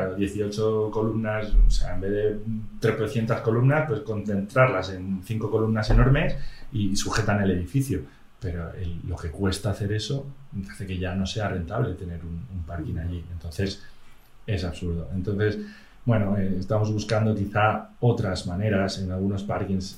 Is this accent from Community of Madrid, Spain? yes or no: yes; Madrid, Community of Madrid, Spain; yo como soy madrileño